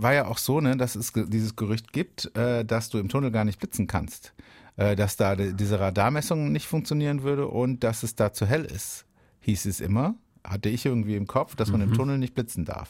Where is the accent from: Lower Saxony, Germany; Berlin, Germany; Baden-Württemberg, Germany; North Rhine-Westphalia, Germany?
Baden-Württemberg, Germany; Oberkirch; moved away; Das war lange Zeit ja, mein, meine, meine Heimat. Ich war da viel unterwegs in Oberkirch